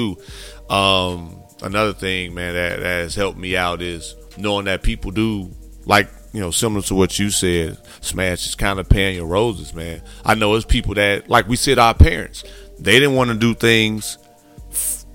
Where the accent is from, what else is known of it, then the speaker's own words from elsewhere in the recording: Gary, Indiana, United States; I grew up in Gary, Indiana, mom had me at 16